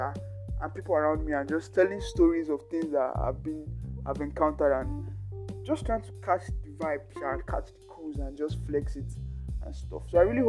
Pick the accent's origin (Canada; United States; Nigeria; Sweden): Nigeria; Lagos; growing up in Lagos as a youth